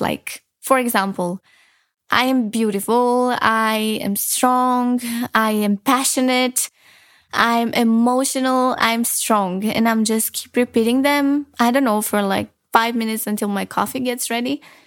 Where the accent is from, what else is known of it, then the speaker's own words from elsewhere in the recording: Romania; moved away; I'm from Romania